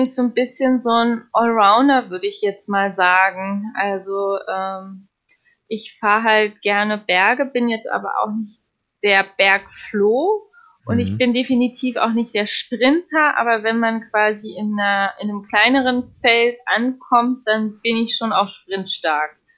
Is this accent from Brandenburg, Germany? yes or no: yes; Potsdam, Brandenburg, Germany; moved away; also born or lived in United States; ich komme ursprünglich aus Potsdam